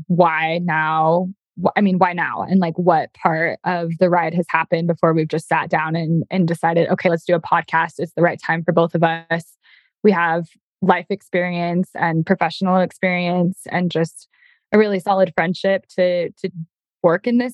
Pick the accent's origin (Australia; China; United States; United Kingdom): United States; Utah; moved away as an adult; also born or lived in Oregon; now in Idaho, United States; I grew up in Utah